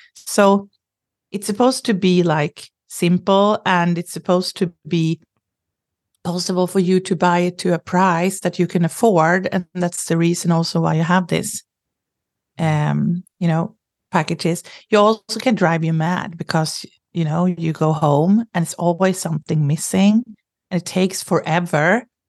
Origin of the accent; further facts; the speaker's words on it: Sweden; I grew up in Sweden